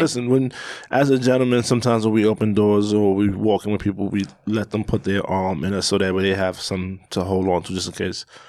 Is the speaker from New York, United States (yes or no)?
yes; New York, United States; I'm from New York, born and raised